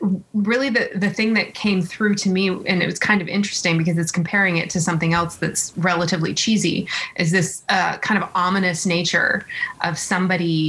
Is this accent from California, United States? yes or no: yes; California, United States; growing up in California